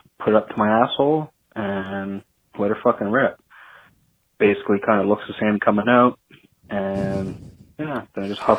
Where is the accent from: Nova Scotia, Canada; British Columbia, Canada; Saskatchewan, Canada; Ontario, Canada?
Nova Scotia, Canada; I'm from Nova Scotia.